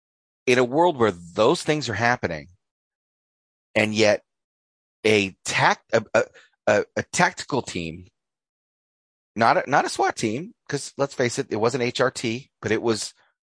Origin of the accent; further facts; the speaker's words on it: North Idaho, United States; We're Northern Idahoans. North Idahoans.